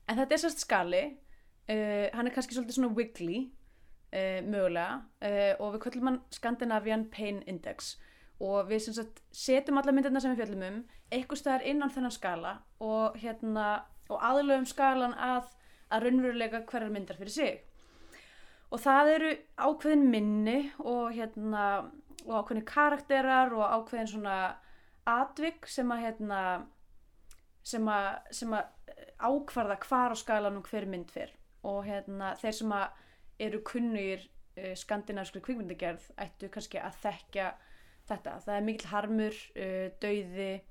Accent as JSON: {"language": "Icelandic", "country": "Iceland", "said": "við Íslendingar"}